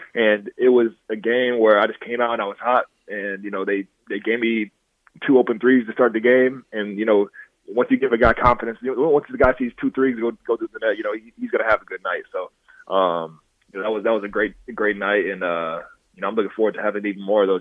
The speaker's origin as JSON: {"language": "English", "town": "Dixon", "country": "United States", "tie": "born or raised there", "said": "I grew up in Dixon. So Dixon is a real small town"}